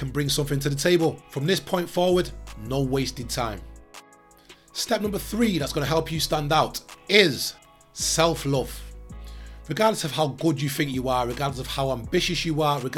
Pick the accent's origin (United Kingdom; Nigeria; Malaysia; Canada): United Kingdom; Manchester, North West England; I grew up in South Manchester through the 90s into 2000s.